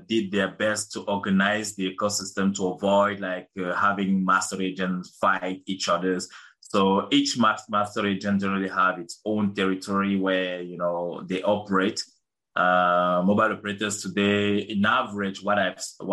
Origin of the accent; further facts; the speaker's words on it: Cameroon; moved away as an adult; also born or lived in Marseille, France; I was born and raised in Cameroon